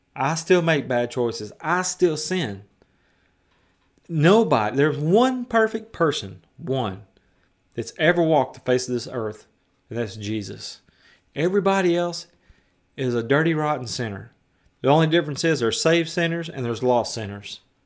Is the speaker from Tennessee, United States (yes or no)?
yes; West Tennessee, United States; I was a semi-professional skateboarder as a teenager in West Tennessee. I skated all over my hometown